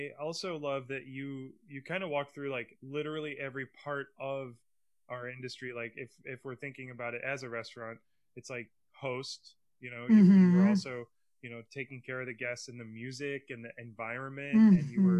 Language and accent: English; Iowa, United States; moved away as an adult; now in New York, United States; I'm from Iowa and I'm new to the city, because I've only been here for almost 10 years